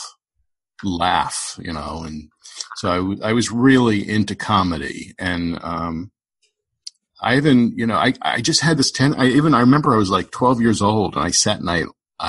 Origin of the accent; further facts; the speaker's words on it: Long Island, New York, United States; I grew up on Long Island